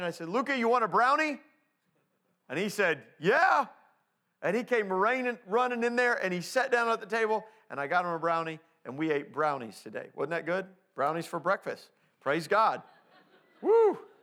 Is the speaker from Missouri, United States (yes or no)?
no; Indianapolis, Indiana, United States; growing up in Indianapolis